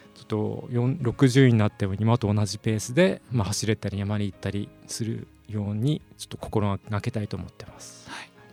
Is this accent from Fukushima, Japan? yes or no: yes; Fukushima, Japan; moved away as an adult; now in Sendai, Japan; 私あの福島県出身ではい